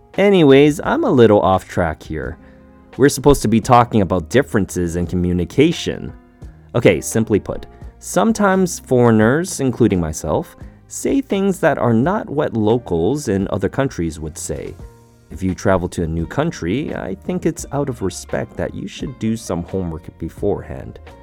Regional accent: Canada; As a Canadian, we tend to say sorry a lot.

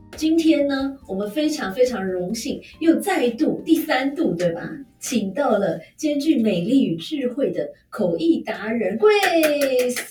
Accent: Taiwan; 我们台湾人

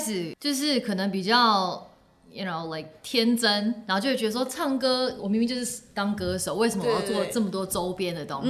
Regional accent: Hong Kong; moved away; 然后我又是之前在香港长大，大家也知道香港就是速度很快，

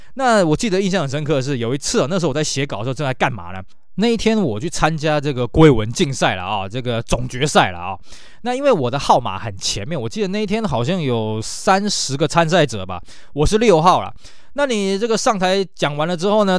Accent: Taiwan; 我们台湾这边

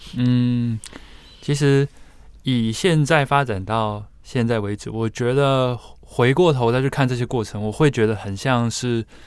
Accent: Taiwan; 我们台湾人的话，并没有像日本可能从小学习这样的一个环境跟背景

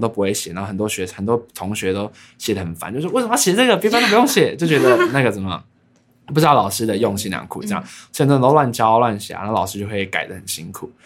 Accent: Taiwan; accent: Hakka; 因为我是讲客家话的

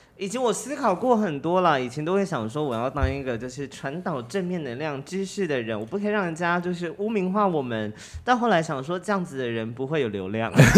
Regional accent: Kaohsiung, Taiwan; 他在知道我高雄人，他知道我在住在高雄之后

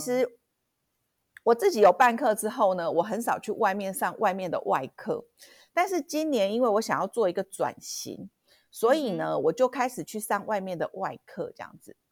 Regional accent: Kaohsiung, Taiwan; 我们高雄人

